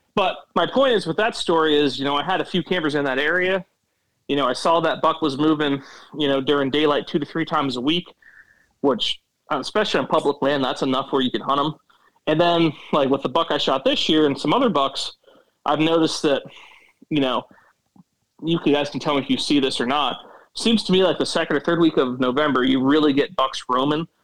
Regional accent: Williamsport, Pennsylvania, United States; I'm from North Central PA, so I live in Williamsport, which is known for the Little League World Series, and it's pretty much right that smack dab middle of the state up north a little bit, and uh, pretty much lived here all lived this area all my life

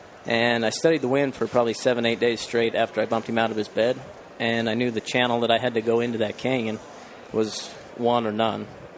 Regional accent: Logan, Utah, United States; So I'm from Logan, Utah. Born and raised in the hunting community.

